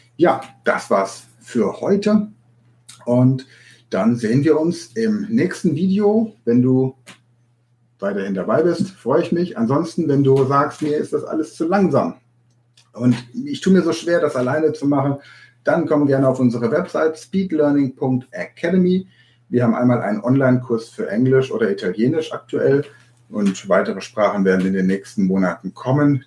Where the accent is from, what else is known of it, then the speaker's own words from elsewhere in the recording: Hanover, Lower Saxony, Germany; Ich bin in Hannover geboren